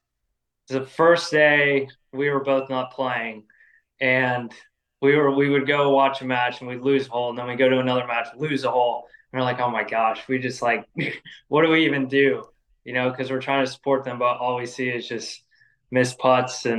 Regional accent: North Carolina, United States; also born or lived in Los Angeles, California; once we moved to North Carolina in 2011

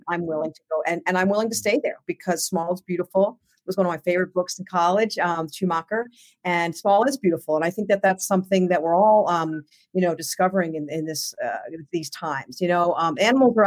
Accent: Southern New Hampshire, United States; I grew up in Southern New Hampshire.

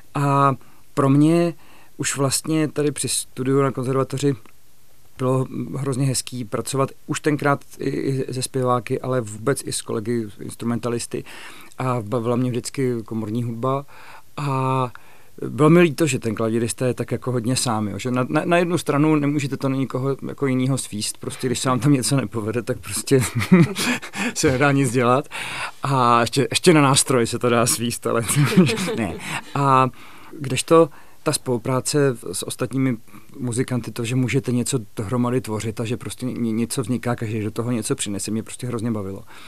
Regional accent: Hrdějovice, South Bohemian Region, Czechia; also born or lived in Nymburk; now in Prague, Czech Republic; protože jsem se narodil v Nymburce, protože maminka je ze středních Čech, ale tatínek odsud. Takže vlastně od dvou let jsem, eh, jsem už žil, musím říct, v hrdějících

